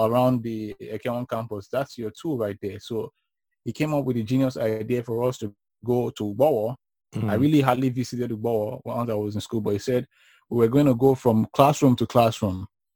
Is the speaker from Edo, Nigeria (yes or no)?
yes; Benin City, Edo, Nigeria; growing up in Benin was fun